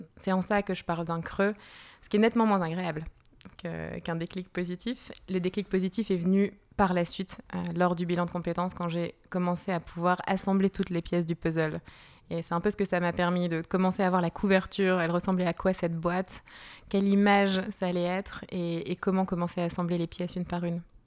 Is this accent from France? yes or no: yes; Lille, Hauts-de-France, France; moved away as an adult; also born or lived in Italy / Brazil; now in Geneva, Switzerland; moi, je suis née à Lille, dans le nord de la France, et puis je suis arrivée sur Genève il y a à peu près une dizaine d'années